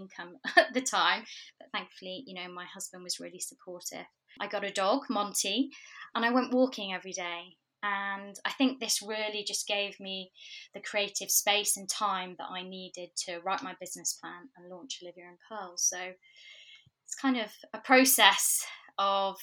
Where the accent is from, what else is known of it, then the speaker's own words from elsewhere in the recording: Manchester, North West England, United Kingdom; moved away as an adult; also born or lived in New York; now in London, United Kingdom; I'm originally from Manchester